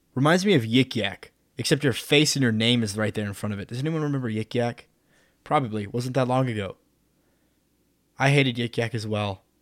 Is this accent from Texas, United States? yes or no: yes; Midland, Texas, United States; moved away; I'm from Midland, which is like, what, one hundred twenty-five thousand people